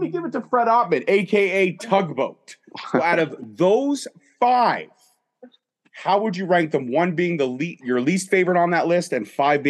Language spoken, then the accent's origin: English; Canada; because we're both Canadian boys, we love wrestling